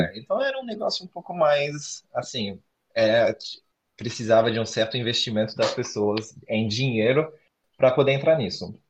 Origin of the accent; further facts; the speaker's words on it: Florianópolis, Santa Catarina, Brazil; eu sou de Floripa